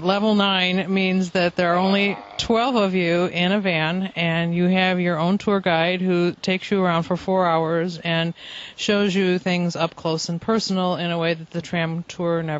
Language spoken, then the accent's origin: English; Chicago, Illinois, United States; we're from Chicago, the third largest city in the United States